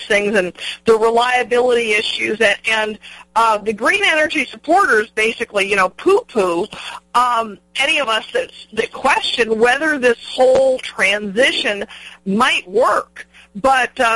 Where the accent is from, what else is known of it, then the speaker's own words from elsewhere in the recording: New Mexico, United States; my home state of New Mexico